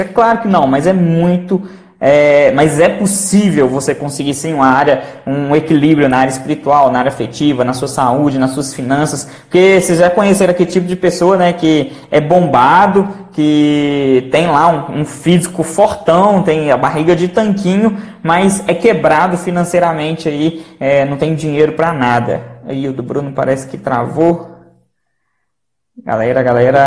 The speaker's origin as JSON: {"language": "Portuguese", "town": "Belo Horizonte", "region": "Minas Gerais", "country": "Brazil", "said": "eu sou de Belo Horizonte"}